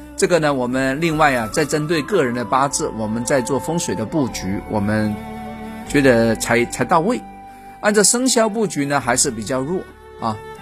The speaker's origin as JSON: {"language": "Chinese", "country": "China", "said": "我们中国人"}